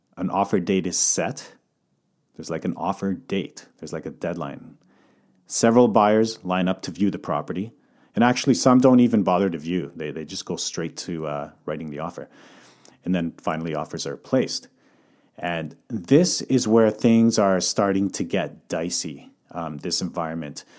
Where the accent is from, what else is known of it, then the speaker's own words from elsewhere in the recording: Calgary, Alberta, Canada; moved away as an adult; also born or lived in Croatia (heritage); now in Vancouver, Canada; coming from Calgary, born and raised in Calgary